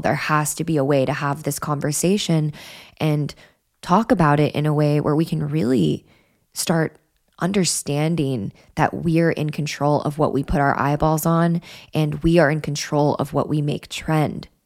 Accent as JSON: {"language": "English", "region": "Wyoming", "country": "United States", "tie": "born or raised there", "said": "I grew up in Wyoming"}